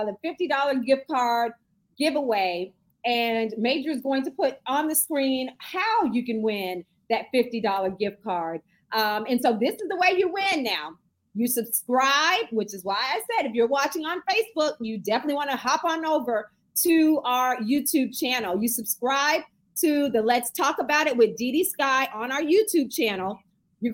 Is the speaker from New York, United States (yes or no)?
no; Fort Lauderdale, Florida, United States; I grew up behind the swap shop in Lauderdale and Westwood